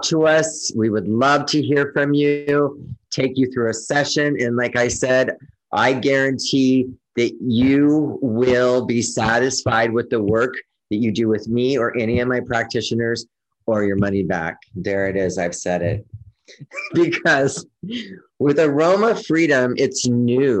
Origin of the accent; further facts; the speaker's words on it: California, United States; moved away as an adult; also born or lived in Oregon; I'm from California.